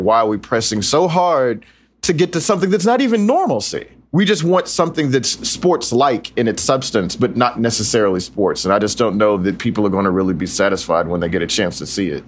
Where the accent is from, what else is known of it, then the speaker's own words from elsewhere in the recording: Texas, United States; moved away; I'm from Texas